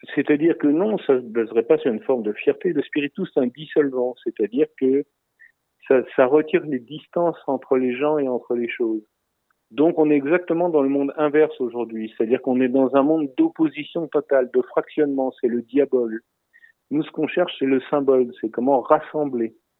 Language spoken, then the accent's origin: French; France; je parle moi en tant que Français en France